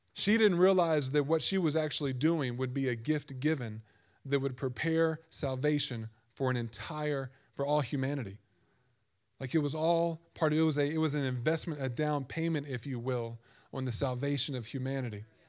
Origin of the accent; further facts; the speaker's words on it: Virginia, United States; growing up in Virginia